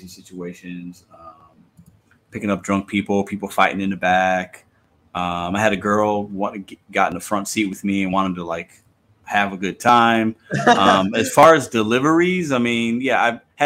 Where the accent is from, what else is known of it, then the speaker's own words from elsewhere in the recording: Chicago, Illinois, United States; growing up in Chicago